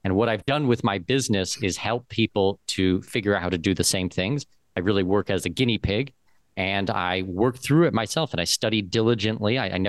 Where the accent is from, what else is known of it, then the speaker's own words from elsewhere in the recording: London, Ontario, Canada; moved away; I grew up in London, Ontario, so just down the street from you guys.